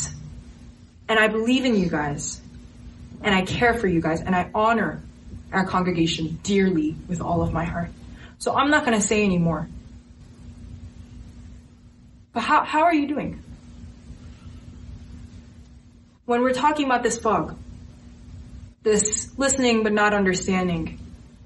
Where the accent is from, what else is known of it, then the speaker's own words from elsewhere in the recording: United States; I was born in America